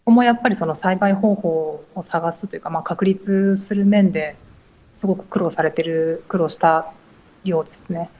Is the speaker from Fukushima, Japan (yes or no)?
no; Handa, Aichi, Japan; 実は私も地元なんです